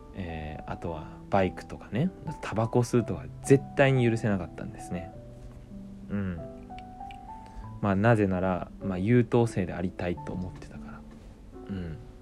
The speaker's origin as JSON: {"language": "Japanese", "town": "Ōki", "region": "Fukuoka", "country": "Japan", "tie": "born or raised there", "said": "僕ね、福岡県の大木町っていう小さなね、町の出身なんです"}